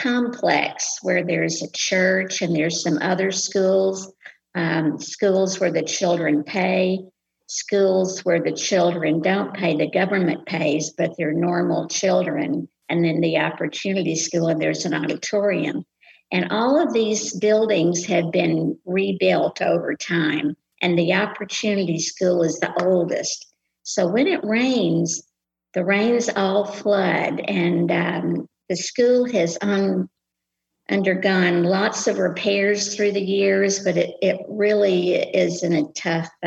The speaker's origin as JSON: {"language": "English", "region": "the American South", "country": "United States", "accent": "Southern", "said": "we're Southern English speakers"}